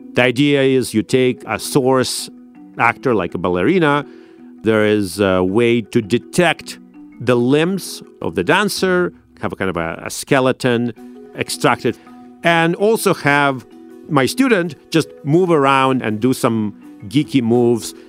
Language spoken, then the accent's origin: English; Saint Petersburg, Russia; now in United States; I grew up in St. Petersburg in Russia